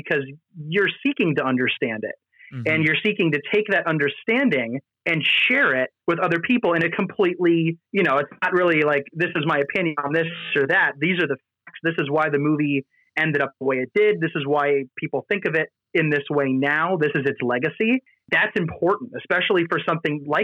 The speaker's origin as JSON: {"language": "English", "country": "United States", "said": "me as an American"}